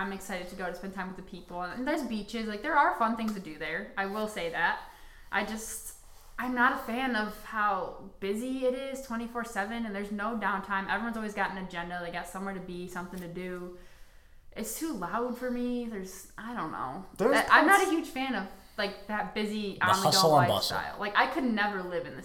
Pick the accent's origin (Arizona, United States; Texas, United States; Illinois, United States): Illinois, United States; Darien; I'm from Darien, Illinois.